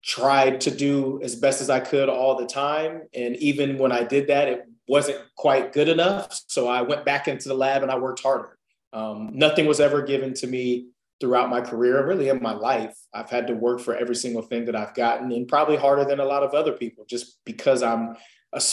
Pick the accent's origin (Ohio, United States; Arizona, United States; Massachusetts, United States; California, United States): Ohio, United States; Columbus; born and raised in Columbus, Ohio.